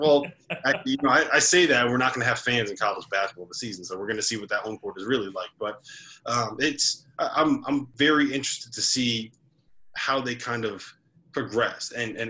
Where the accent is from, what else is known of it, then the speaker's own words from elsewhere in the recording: New Jersey, United States; that's my home state, man. I live in New Jersey now